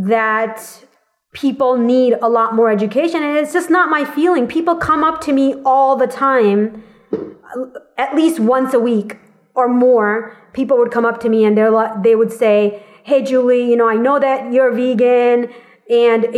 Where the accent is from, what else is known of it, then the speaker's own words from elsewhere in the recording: Boston, Massachusetts, United States; now in California, United States; I grew up in Massachusetts in Boston area, and truthfully, going to high school there